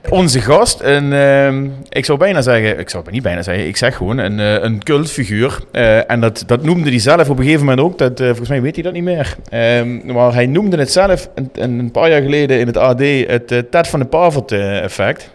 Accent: Limburg, Netherlands; hoe wij als Limburgers in elkaar zitten

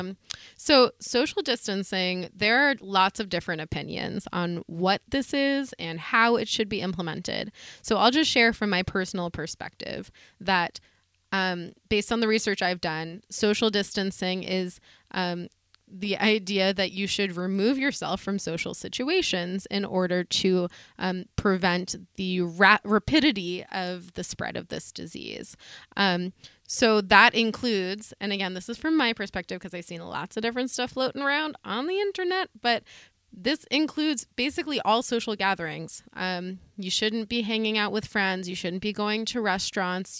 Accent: the Berkshires, Massachusetts, United States; I'm from the Berkshires

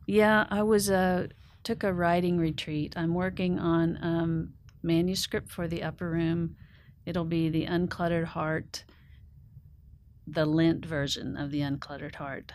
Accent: Oklahoma, United States; now in Nashville, United States; growing up on the Oklahoma Plains, it's, uh, it's in my bones

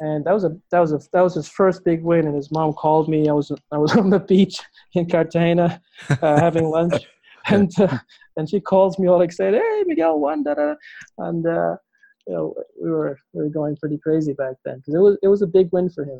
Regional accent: Bahamas; Growing up in the Bahamas

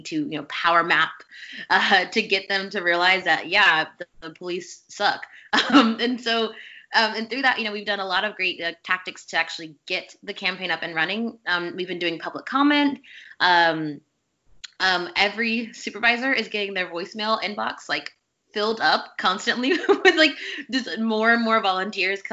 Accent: Louisiana, United States; I grew up in Louisiana

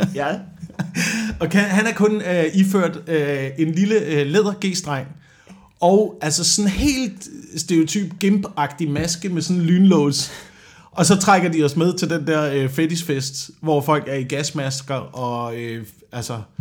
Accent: near Slagelse, Zealand, Denmark; jeg er bare heldig og er blevet skudt ud øh, ja, ja. i nærheden af Slagelse på Sjælland

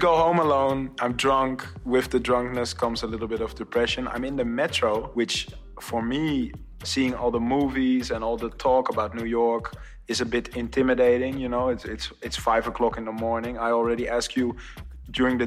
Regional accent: Amsterdam, North Holland, Netherlands; Amsterdam is my hometown

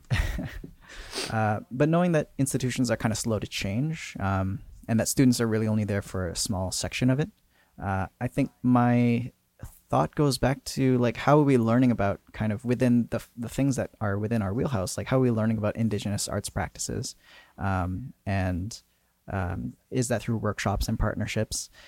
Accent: Port Coquitlam, British Columbia, Canada; I grew up in Port Coquitlam

